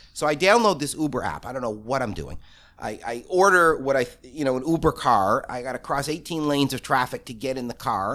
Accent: Toronto, Ontario, Canada; I grew up in Toronto. For the first years at my camp, I was the only Torontonian

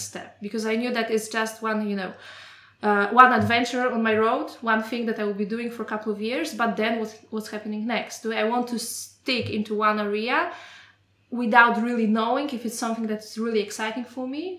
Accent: Poland; moved away as an adult; now in Germany; I'm coming from Poland and like the work environment eight years ago was completely different from what I experienced mm-hmm. here in mm-hmm. Germany

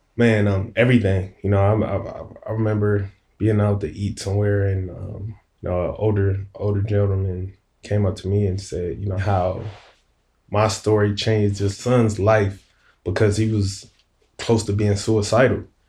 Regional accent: Compton, California, United States; moved away as an adult; I'm from Compton, California

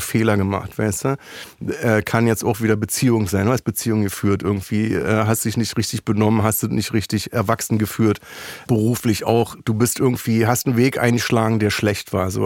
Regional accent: Berlin, Germany; ich komme aus Berlin

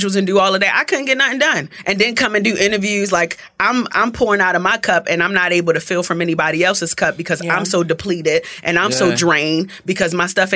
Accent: Baltimore, Maryland, United States; accent: Baltimore accent; moved away as an adult; also born or lived in Jamaica (ancestry); now in Atlanta, United States; I'm from East Baltimore, from around the way

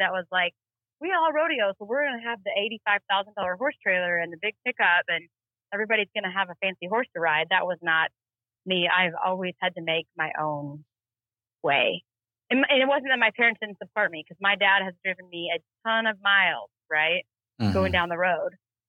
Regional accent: Duncan, Oklahoma, United States; born there; I was born in Duncan, Oklahoma. My dad worked for Halliburton.

